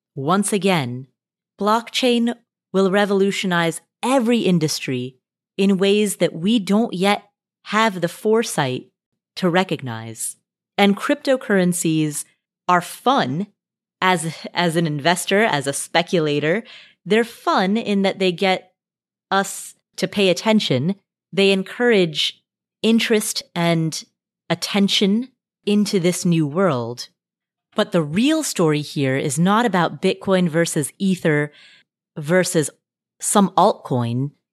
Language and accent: English; Nepal; moved away; I was born in Nepal